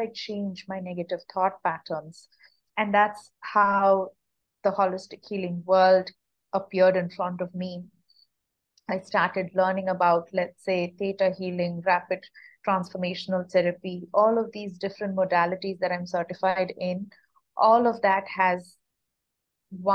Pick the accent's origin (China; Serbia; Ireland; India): India; moved away as an adult; also born or lived in United States; I'm born and brought up in India